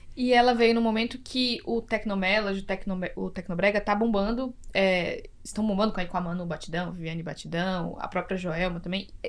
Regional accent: Salvador, Bahia, Brazil; eu sou de Salvador

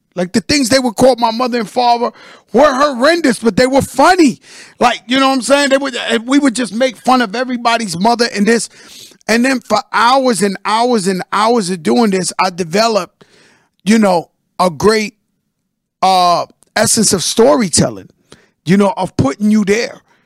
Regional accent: New York City, New York, United States; the guys and the girls I grew up with in the Bronx

